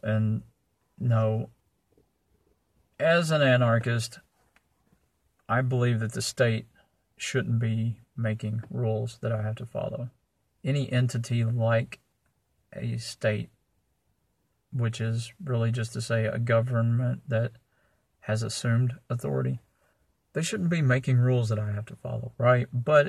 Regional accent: Jonesboro, Arkansas, United States; moved away as an adult; I too grew up in Jonesboro, Arkansas. I was born there. I lived there until I was in my 20s.

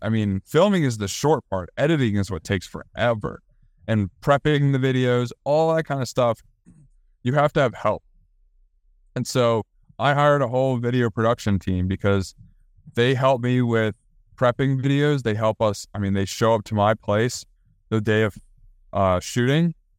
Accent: Maryland, United States; moved away as an adult; also born or lived in Virginia; now in Charlotte, United States; I'm from Maryland, and my brother lives up near Maryland. My dad still lives in Maryland.

